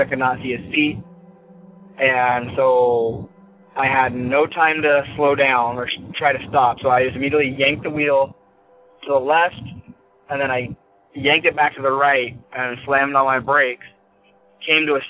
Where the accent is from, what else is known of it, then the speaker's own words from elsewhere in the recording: near East Wenatchee, Washington, United States; I'm from Washington, and I live in this little area. There's a town called East Wenatchee, and it's pretty big to me because I grew up on top of a mountain that's right nearby